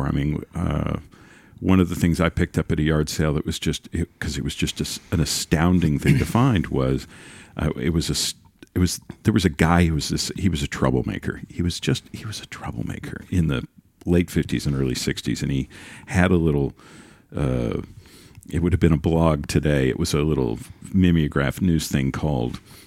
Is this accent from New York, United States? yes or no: no; Dallas, Texas, United States; also born or lived in Columbia, Missouri; I spent my elementary years here. I spent my high school years here.